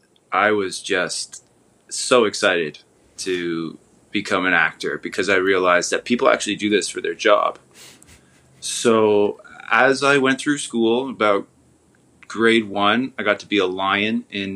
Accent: Toronto, Ontario, Canada; I was born in Toronto, Ontario, which is also in Canada.

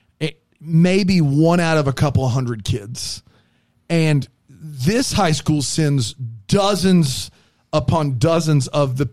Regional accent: the South, United States; I'm from the South.

